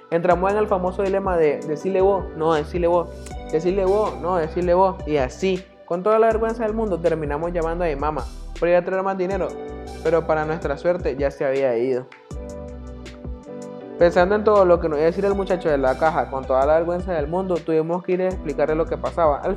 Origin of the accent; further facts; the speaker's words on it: Nicaragua; soy de Nicaragua, tengo la edad de 20 años